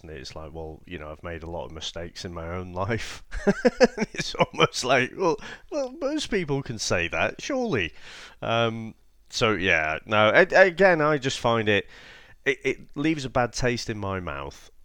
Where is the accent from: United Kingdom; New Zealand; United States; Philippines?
United Kingdom; being quite British